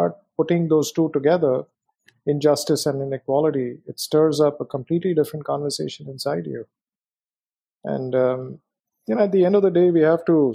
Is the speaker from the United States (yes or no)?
no; India; moved away as an adult; also born or lived in Hong Kong; So I was born in India, brought up in India, had a wonderful experience in India.